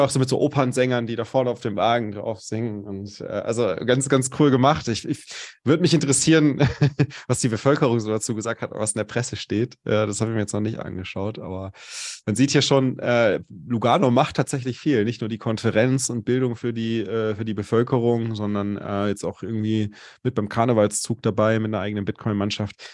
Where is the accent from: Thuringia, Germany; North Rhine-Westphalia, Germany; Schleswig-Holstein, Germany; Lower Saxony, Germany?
North Rhine-Westphalia, Germany; Cologne; now in Munich, Germany; meine Heimatstadt ist Köln.